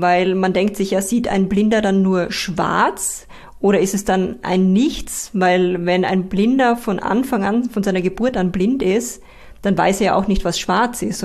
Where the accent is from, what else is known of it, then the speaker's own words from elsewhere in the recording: Styria, Austria; meine Heimat, die Steiermark